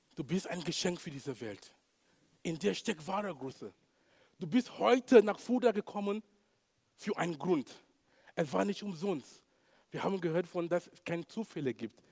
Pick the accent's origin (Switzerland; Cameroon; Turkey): Cameroon; German is a second language; moved away; in Kamerun, wo ich herkomme